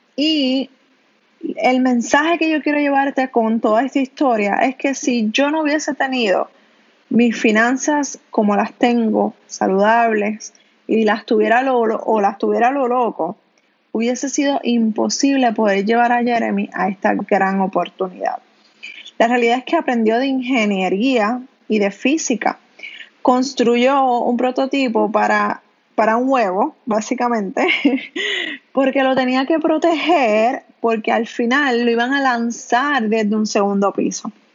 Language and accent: Spanish; Canóvanas, Puerto Rico; yo soy de Canóvanas